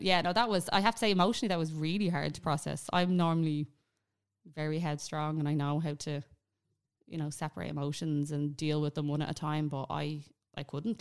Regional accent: Ireland; we're Irish. It's our mentality.

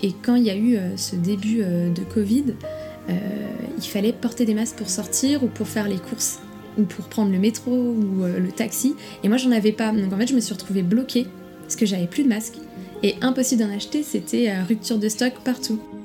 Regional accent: Nantes, Pays de la Loire, France; moved away as an adult; now in Shanghai, China; je suis nantaise

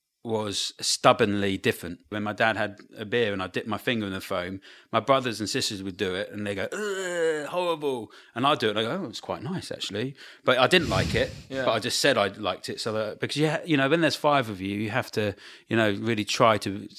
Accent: Brighton, South East England, United Kingdom

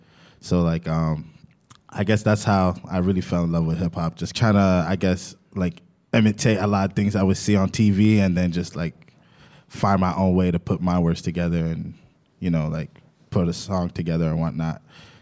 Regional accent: Ottawa, Ontario, Canada; moved away as an adult; now in Toronto, Canada; I'm from Ottawa. I moved to Toronto about 4 or 5 years ago.

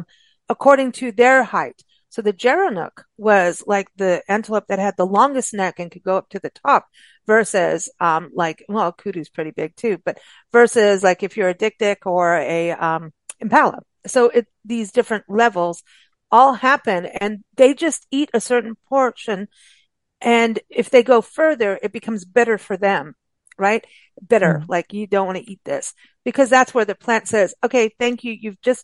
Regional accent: South Africa; also born or lived in Kenya; growing up in South Africa and Kenya, there were the different levels.

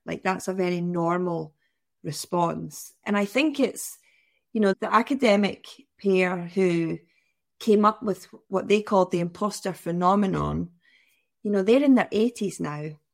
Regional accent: near Glasgow, West Coast of Scotland, United Kingdom; growing up in the West Coast of Scotland, near Glasgow

